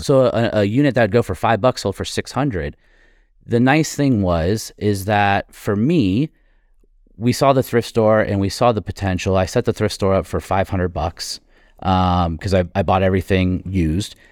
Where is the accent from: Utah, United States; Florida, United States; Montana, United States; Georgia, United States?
Florida, United States; I was growing up in Florida